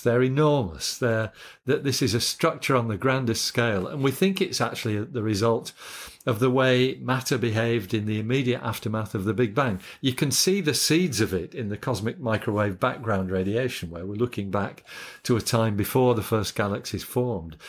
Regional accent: Yorkshire and the Humber, United Kingdom; moved away as an adult; also born or lived in Scotland; now in Australia; I grew up in Yorkshire

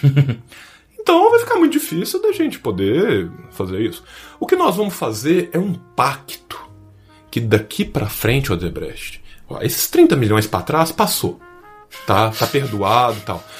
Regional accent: Minas Gerais, Brazil; also born or lived in São Paulo; Eu que sou de Minas

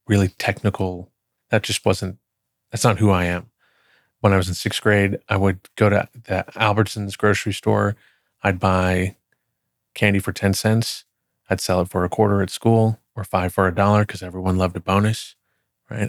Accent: Plano, Texas, United States; moved away as an adult; also born or lived in Dallas, Texas / Oklahoma / Wichita, Kansas; I grew up in Plano from third grade on

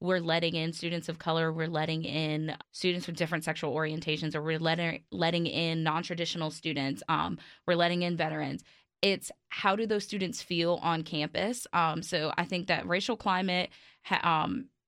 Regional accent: New York City, New York, United States; moved away; I grew up in Brooklyn

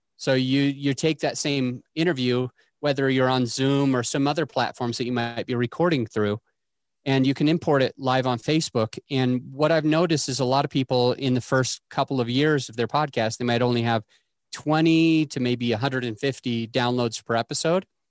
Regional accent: Utah, United States; I grew up in Utah

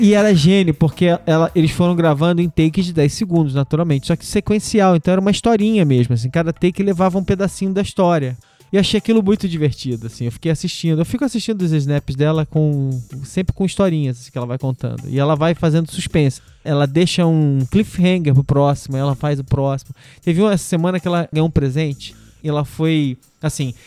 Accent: Brazil; Os anos 70 e 80, onde eu cresci no Brasil

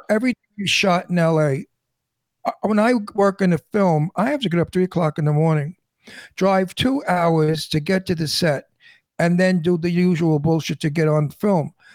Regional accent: New York City, New York, United States; accent: New York; also born or lived in Manhattan / Florida / Doylestown, Pennsylvania; now in Palm Springs, United States; I'm a New Yorker. I'm born and raised in Brooklyn, New York

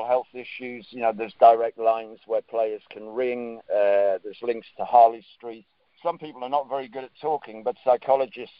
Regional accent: Northumberland, North East England, United Kingdom; I'm from Northumberland. Northumberland has got more castles per square mile than anywhere else in Europe

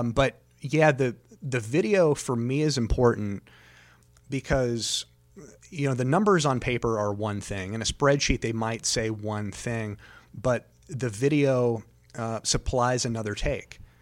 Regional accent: Daytona Beach, Florida, United States; also born or lived in Talladega, Alabama; I was born in Talladega, raised in Daytona.

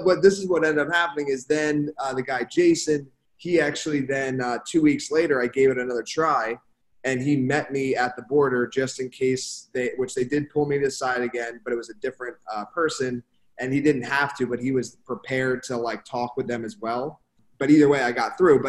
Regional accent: Philadelphia, Pennsylvania, United States; moved away as an adult; also born or lived in Canada; now in Miami, United States; I grew up in Philadelphia area

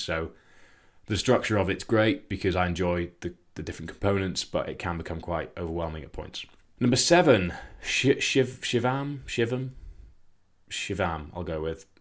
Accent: Scotland, United Kingdom; I grew up in Scotland

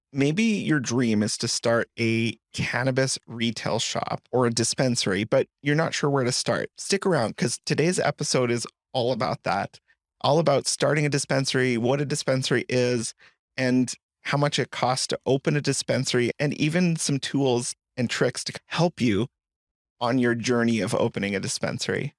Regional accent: Colorado, United States; I grew up in Colorado, and Colorado, as a proud Coloradoan

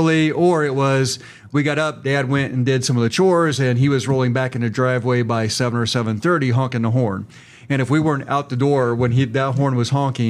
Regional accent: Virginia, Nebraska, United States; I grew up in Virginia. They think of the state. But again, a small town.

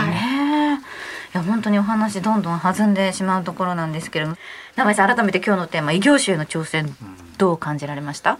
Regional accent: Okayama, Japan; その、地元が岡山の方なんですけれども

